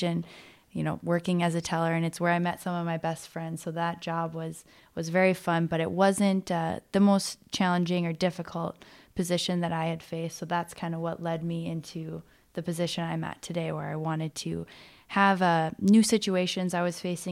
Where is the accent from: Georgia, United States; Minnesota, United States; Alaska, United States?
Minnesota, United States; Duluth; moved away as an adult; also born or lived in Fargo, North Dakota; I actually grew up in Duluth, Minnesota. I was born and raised there